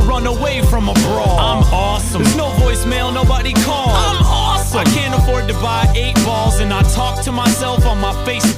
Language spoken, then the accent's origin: English; Maine, United States; I'm from Maine and I don't hunt.